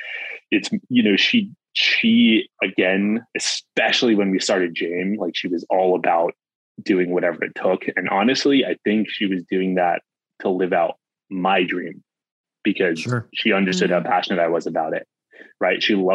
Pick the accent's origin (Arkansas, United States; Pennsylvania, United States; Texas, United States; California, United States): California, United States; I'm from California.